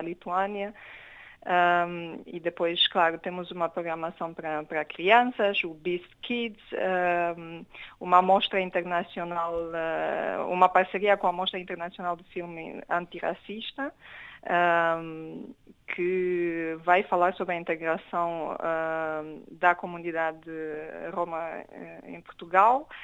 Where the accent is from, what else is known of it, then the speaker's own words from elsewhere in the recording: Romania; moved away; eu sou romeno